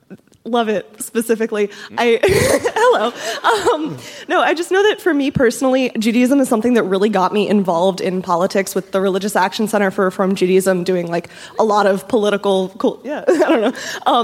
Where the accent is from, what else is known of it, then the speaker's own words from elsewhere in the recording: Northern Virginia, United States; moved away as an adult; now in Cincinnati, United States; I'm from Northern Virginia, but I go to the University of Cincinnati.